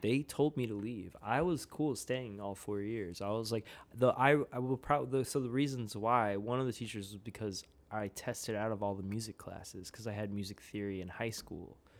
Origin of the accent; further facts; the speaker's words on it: suburbs of Philadelphia, Pennsylvania, United States; moved away; I'm originally from outside of Philadelphia in, like, the suburbs